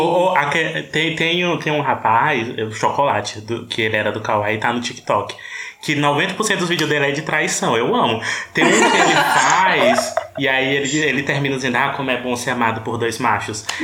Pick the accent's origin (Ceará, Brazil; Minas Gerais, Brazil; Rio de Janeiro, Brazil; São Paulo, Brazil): Ceará, Brazil; eu sou cearense, mas nordestino